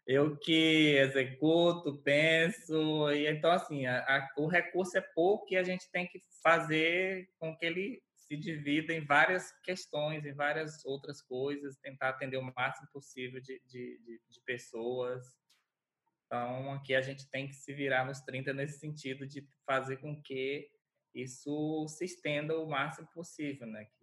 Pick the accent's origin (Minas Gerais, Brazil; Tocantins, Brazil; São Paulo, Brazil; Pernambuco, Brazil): Tocantins, Brazil; Porto Nacional; sou natural de Porto Nacional, Tocantins.